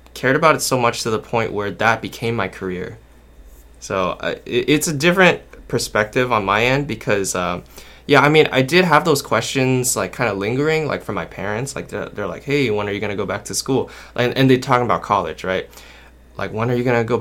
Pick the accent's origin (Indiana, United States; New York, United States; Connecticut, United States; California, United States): California, United States; Anaheim; I'm from Anaheim, California